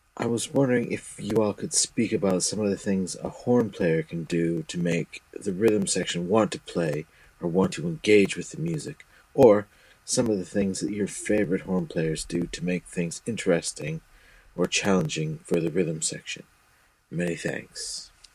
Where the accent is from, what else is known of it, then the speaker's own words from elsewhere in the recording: Toronto, Ontario, Canada; moved away as an adult; now in South West England, United Kingdom; I came over here from Toronto